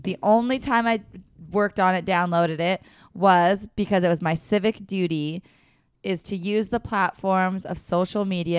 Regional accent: Washington, United States; I know where Canada is. I'm from Washington.

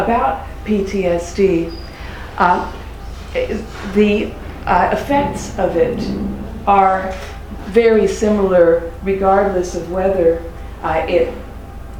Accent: United States; also born or lived in Birmingham, England; I'm an American.

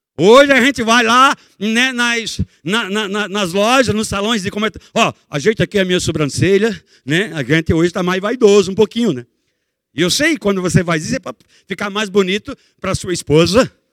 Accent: Barbacena, Minas Gerais, Brazil; eu quando era menino pequeno, lá em Barbacena

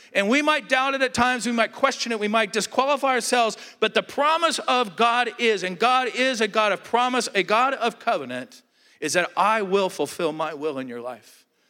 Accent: Southern California, United States; moved away as an adult; also born or lived in Alaska; I grew up in Southern California

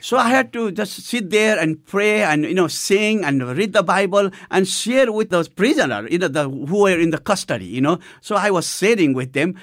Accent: Nepal; I had a privilege to go to the first church of Nepal, which was in my hometown

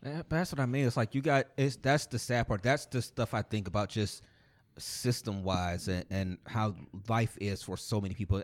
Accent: East Cleveland, Ohio, United States; growing up in East Cleveland

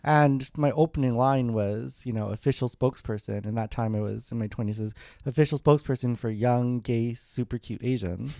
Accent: Winnipeg, Manitoba, Canada; moved away; also born or lived in Alberta / Toronto; I grew up in Winnipeg

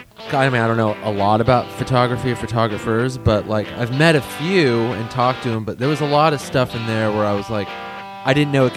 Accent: California, United States; I'm from California.

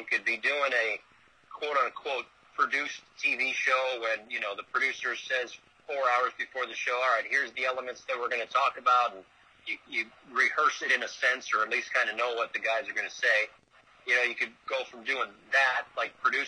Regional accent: Bristol, Connecticut, United States; moved away; I grew up in Bristol, Connecticut

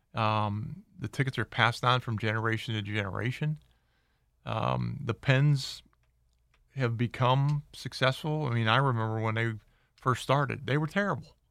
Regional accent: Pittsburgh, Pennsylvania, United States; now in Las Vegas, United States; my hometown, Pittsburgh

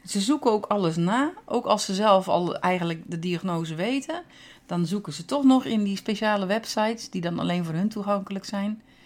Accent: Netherlands; moved away as an adult; now in Norway

